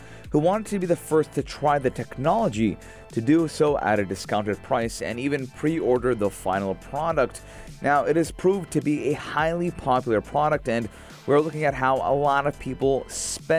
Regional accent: South Florida, United States; moved away; when I lived in South Florida

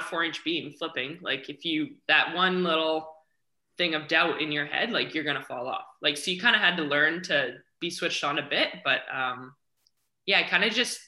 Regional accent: Kamloops, British Columbia, Canada; moved away as an adult; now in Vancouver, Canada; I grew up in a little town about 4 hours interior to Vancouver called Kamloops.

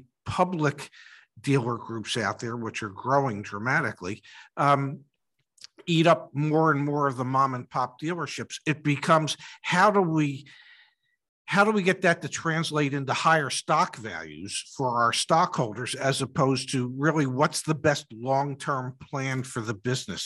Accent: Philadelphia, Pennsylvania, United States; moved away; I'm originally from Philadelphia

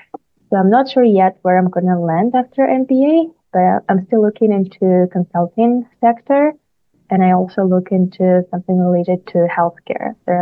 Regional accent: Ukraine; moved away as an adult; now in Canada; I'm from Ukraine.

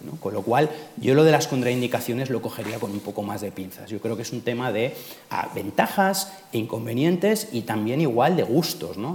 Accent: Majorca, Balearic Islands, Spain; yo soy precisamente mallorquín, con lo cual lo conozco de primera

